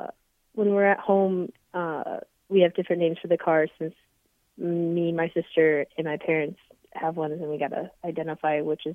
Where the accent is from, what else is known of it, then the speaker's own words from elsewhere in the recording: Colorado, United States; I'm from Colorado. I'm a sprinter and I like to read.